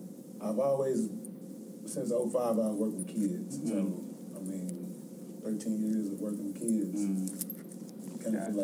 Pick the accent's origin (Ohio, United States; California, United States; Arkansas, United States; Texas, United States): Arkansas, United States; Little Rock; I am from Little Rock, Arkansas.